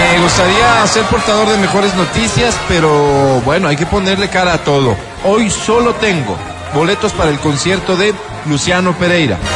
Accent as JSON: {"language": "Spanish", "country": "Ecuador", "said": "como todo ecuatoriano"}